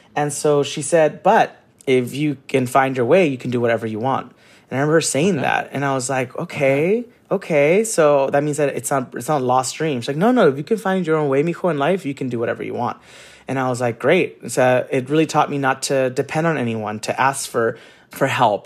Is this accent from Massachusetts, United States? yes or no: no; San Gabriel, California, United States; also born or lived in Orange County, California; I grew up in Orange County and then in San Gabriel